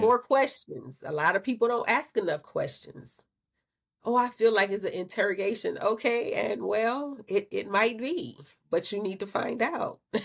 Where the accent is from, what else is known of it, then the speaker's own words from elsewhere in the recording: Louisiana, United States; I'm from Louisiana